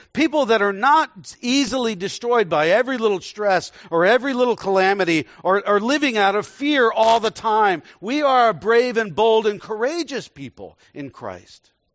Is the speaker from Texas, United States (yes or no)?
yes; Texas, United States; moved away; also born or lived in Indonesia; I was born in Texas, so I'm a Texan